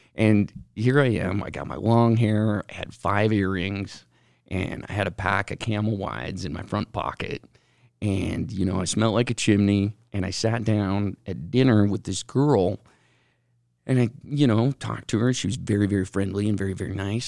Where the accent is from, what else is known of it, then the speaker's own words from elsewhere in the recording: West Valley City, Utah, United States; I grew up in West Valley